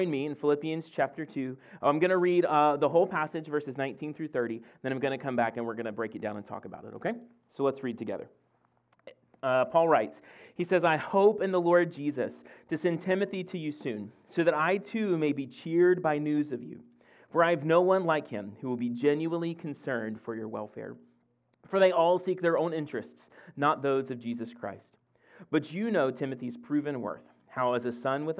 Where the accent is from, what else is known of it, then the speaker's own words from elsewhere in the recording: Mississippi, United States; moved away as an adult; now in Fredericksburg, United States; I grew up in Olo, Mississippi